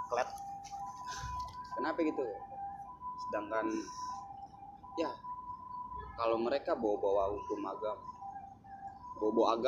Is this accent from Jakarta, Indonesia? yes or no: yes; Jakarta, Indonesia; gue orang Betawi gue turun di seni gue orang seni